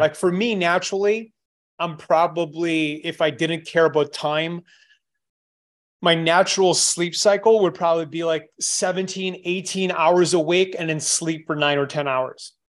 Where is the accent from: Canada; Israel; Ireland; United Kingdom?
Canada; moved away; I'm Canadian. I, I left a long time ago